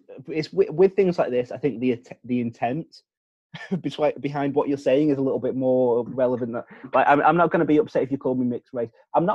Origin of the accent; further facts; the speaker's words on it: United Kingdom; it's okay for us to say these things because we're the British.